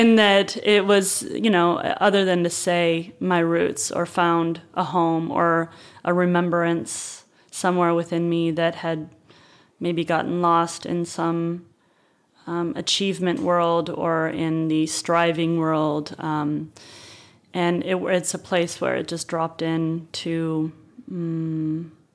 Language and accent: English; Northern California, United States; also born or lived in Los Angeles; I was born in Northern California